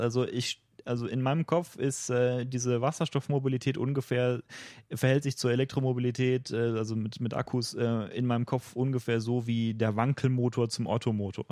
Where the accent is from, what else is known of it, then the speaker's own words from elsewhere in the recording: Germany; als Deutscher und auch als jemand, der vorhat, in äh, mittelfristiger Zukunft noch in Deutschland zu leben